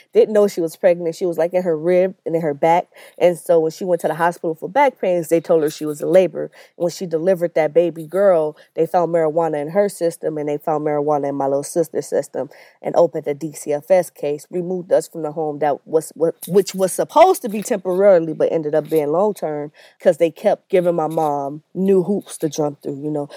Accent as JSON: {"language": "English", "town": "Los Angeles", "region": "California", "country": "United States", "tie": "born or raised there", "said": "I grew up in Watts. I lived there all my life, uh, for the most part, till I was about nineteen years old."}